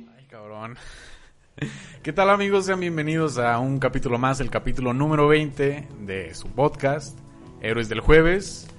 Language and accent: Spanish; Mexico; yo vengo de un rancho que se llama Las Ranas